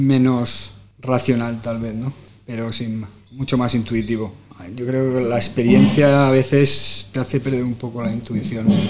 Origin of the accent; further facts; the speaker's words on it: Palma, Balearic Islands, Spain; Yo soy de Campastilla, el club de Campastilla